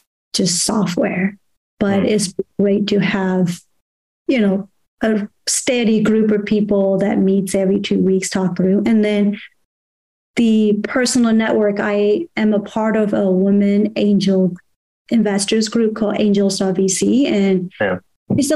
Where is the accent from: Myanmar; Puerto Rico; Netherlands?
Myanmar; moved away; I grew up in Burma